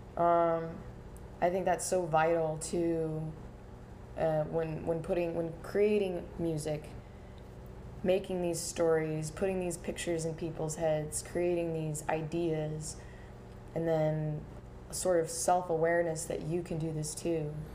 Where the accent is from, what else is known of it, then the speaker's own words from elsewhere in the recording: North Carolina, United States; now in Portland, United States; I come from North Carolina